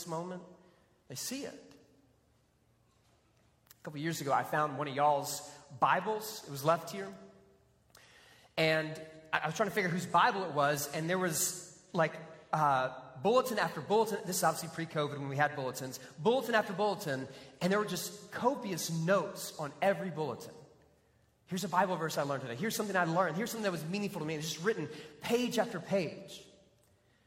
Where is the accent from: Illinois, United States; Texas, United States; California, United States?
Texas, United States; also born or lived in Florida; being a Texan